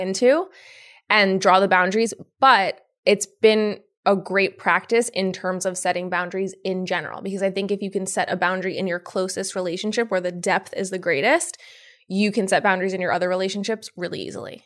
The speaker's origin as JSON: {"language": "English", "town": "Yonkers", "region": "New York", "country": "United States", "tie": "born or raised there", "said": "Born and raised in Yonkers"}